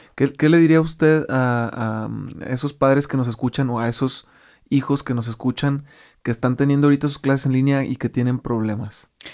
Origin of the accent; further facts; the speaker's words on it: Mexico; como muchos mexicanos hacemos eso